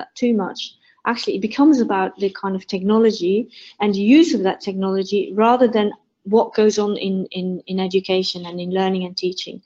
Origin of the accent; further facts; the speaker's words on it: Belgium; now in United Kingdom; I live in the UK. I'm originally from Belgium